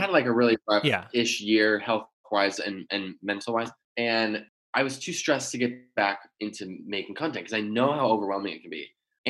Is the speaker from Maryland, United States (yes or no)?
no; Michigan, United States; moved away as an adult; also born or lived in Virginia; now in Los Angeles, United States; I was born in Virginia. I moved to Michigan at like age one.